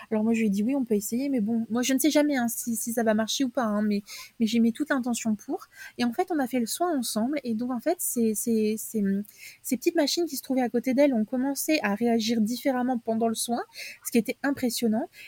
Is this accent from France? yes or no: yes; south of France, France; moi je viens du sud de la France